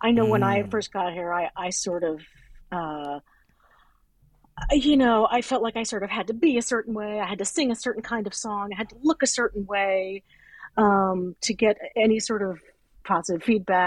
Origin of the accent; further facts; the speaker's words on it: Richmond, Virginia, United States; moved away as an adult; also born or lived in Pittsburgh; now in New York, United States; I'm from Richmond, Virginia